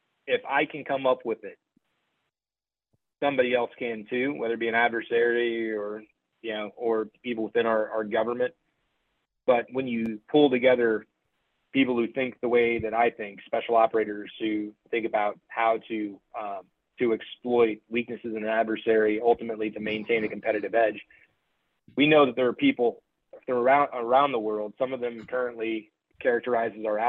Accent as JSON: {"language": "English", "country": "United States", "said": "I'm an American, I'm a patriot"}